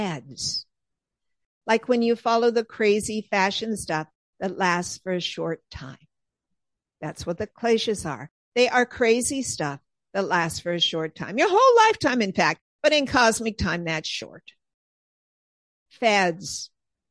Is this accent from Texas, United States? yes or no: no; Southern California, United States; moved away as an adult; now in Pennsylvania, United States; growing up and living decades in Southern California